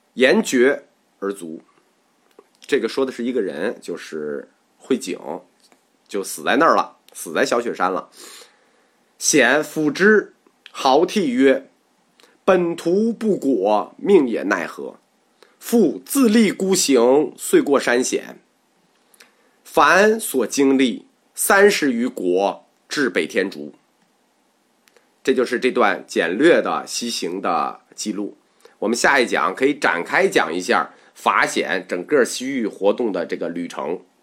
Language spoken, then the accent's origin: Chinese; China; 我们中国人